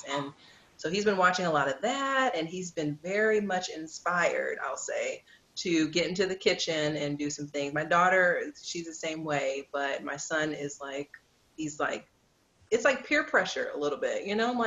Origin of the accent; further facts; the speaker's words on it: the South, United States; I'm from the South too